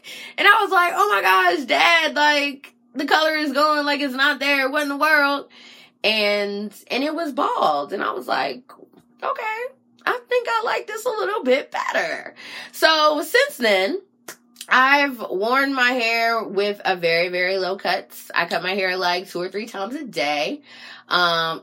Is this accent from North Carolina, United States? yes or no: yes; Raleigh, North Carolina, United States; moved away as an adult; now in Washington, DC, United States